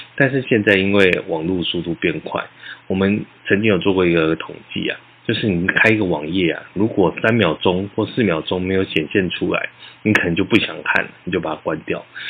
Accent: Taiwan; 我们在这片土地上成长

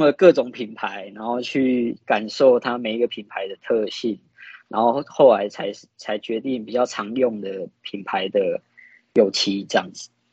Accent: Yilan, Yilan County, Taiwan; 我们都是来自宜兰

